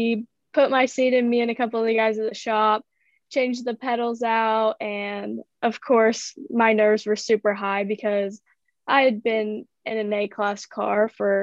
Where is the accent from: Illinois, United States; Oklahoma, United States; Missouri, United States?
Oklahoma, United States; Bixby; I'm from Bixby, Oklahoma. I'm 16.